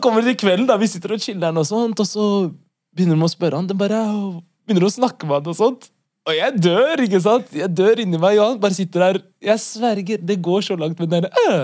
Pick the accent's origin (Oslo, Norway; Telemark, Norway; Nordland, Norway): Oslo, Norway; født og oppvokst i Norge, hovedsakelig på Ellingsrud